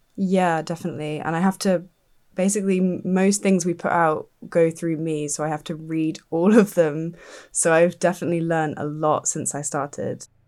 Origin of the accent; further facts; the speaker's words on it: Dorset, South West England, United Kingdom; moved away; I grew up in Dorset.